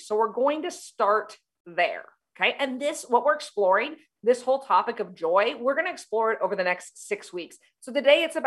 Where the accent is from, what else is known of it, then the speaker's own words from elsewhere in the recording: United States; I'm from the United States.